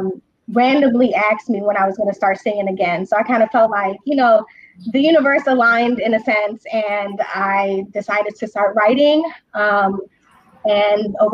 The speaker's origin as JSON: {"language": "English", "town": "Chicago", "region": "Illinois", "country": "United States", "tie": "born or raised there", "said": "born and raised here in Chicago, Northside"}